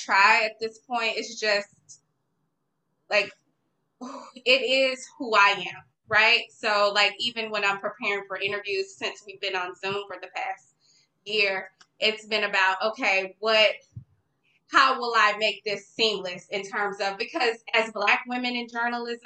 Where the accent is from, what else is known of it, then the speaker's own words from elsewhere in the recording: Dallas, Texas, United States; I got an internship at Dallas Weekly. I'm from Dallas